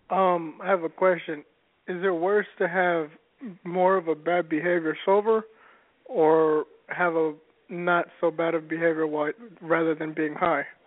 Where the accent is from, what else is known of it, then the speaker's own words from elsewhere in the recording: San Jose, California, United States; I'm from San Jose